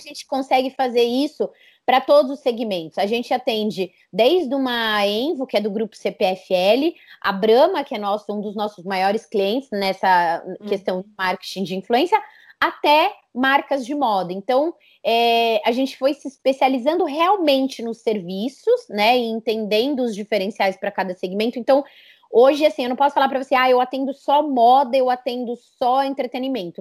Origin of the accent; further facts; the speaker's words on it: São Paulo, Brazil; moved away as an adult; now in Campinas, Brazil; eu nasci em São Paulo